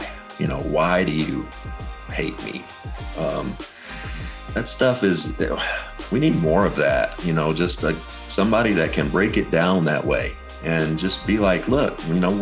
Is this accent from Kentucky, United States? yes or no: yes; Kentucky, United States; growing up in Kentucky